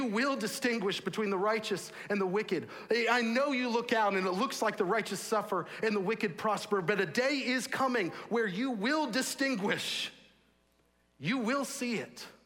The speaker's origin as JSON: {"language": "English", "region": "Texas", "country": "United States", "tie": "born or raised there", "also_born_or_lived": "St Andrews, Scotland", "said": "I grew up in Texas."}